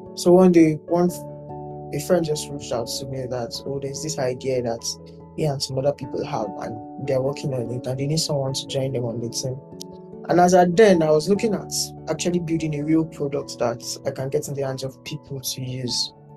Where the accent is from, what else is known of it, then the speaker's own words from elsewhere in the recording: Lagos, Nigeria; I'm from Lagos State.